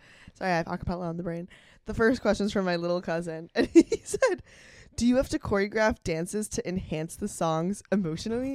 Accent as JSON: {"language": "English", "town": "Rochester", "region": "New York", "country": "United States", "tie": "born or raised there", "said": "Rochester, which is my hometown."}